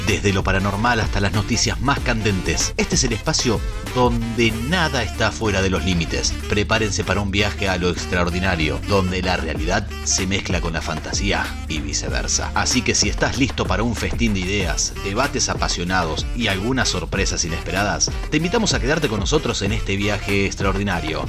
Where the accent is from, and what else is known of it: Argentina